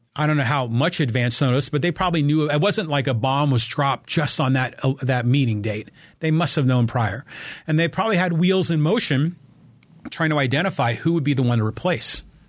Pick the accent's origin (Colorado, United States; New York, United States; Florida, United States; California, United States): California, United States; Burlingame; now in Poway, United States; I was raised in Burlingame